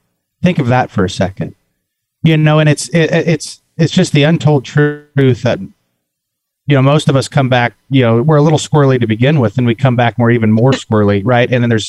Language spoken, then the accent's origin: English; Kansas, United States; I'm from, I'm actually from the Fort Riley area here in the wonderful state of Kansas.